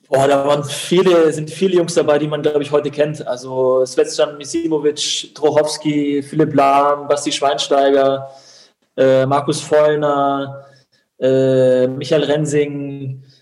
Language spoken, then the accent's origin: German; Unterhaching, Bavaria, Germany; Und Haching ist meine Heimat und ähm, oder war damals meine Heimat und mein Zuhause.